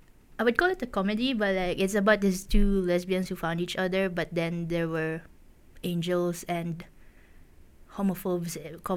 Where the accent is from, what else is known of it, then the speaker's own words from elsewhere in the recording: Philippines; now in Japan; because I'm a Filipino.